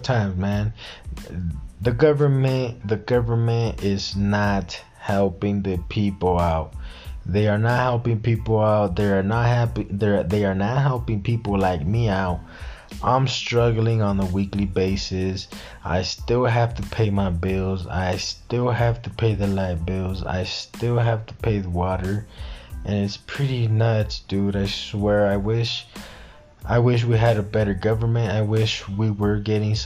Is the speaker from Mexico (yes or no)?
yes; Mexico; I'm from Mexico